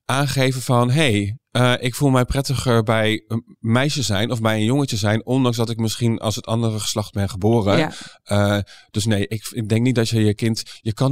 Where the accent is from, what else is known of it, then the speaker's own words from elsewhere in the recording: Doetinchem, Gelderland, Netherlands; born there; Eh, ja, ik, ik ben eh, geboren in Doetinchem.